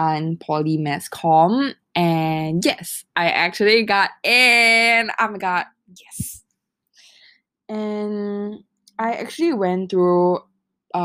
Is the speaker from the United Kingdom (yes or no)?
no; Singapore; I am from Singapore